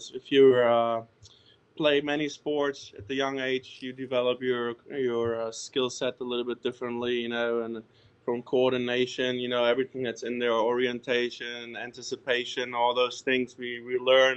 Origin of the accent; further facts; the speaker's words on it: Berlin, Germany; moved away as an adult; also born or lived in Spain / New Orleans; now in Covington, United States; I was born and raised in Berlin, Germany.